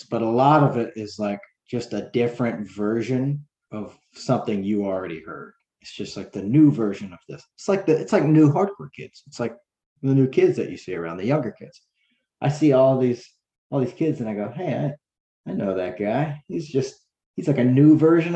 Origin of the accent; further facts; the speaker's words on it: South Carolina, United States; we're from South Carolina